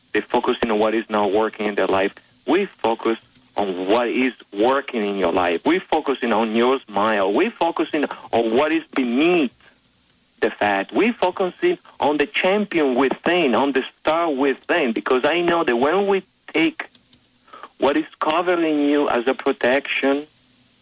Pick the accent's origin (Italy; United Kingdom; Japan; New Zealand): Italy; moved away as an adult; now in United States; I was born in Italy